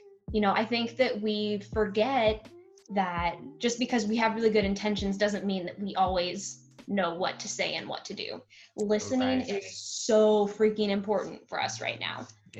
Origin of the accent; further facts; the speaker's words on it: United States; As a journalist, as an American, as an advocate